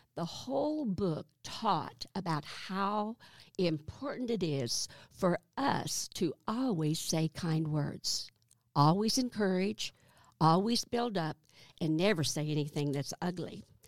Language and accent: English; south of Highfill, Arkansas, United States; also born or lived in Burlington, Iowa; I was born in Iowa. Burlington, Iowa, and my family moved to Arkansas the summer that I turned seven. When, uh, I grew up on a farm just south of Highfall